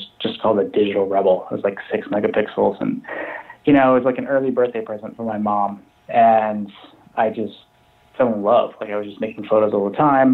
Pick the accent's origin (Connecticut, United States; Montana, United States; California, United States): Montana, United States; Billings; moved away as an adult; now in Chicago, United States; I'm from Montana, but I currently live in Chicago